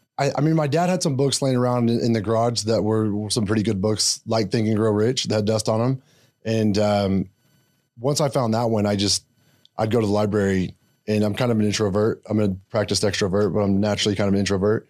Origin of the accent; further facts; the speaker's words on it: Blanchard, Oklahoma, United States; I grew up in s, really small town called Blanchard, Oklahoma